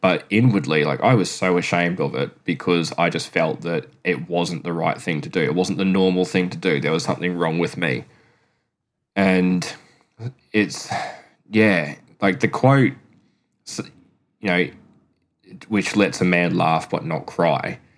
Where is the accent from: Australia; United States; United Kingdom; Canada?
Australia; Queensland; moved away as an adult; now in South Australia, Australia; am from Queensland. I've lived there 33 years and I now live in South Australia.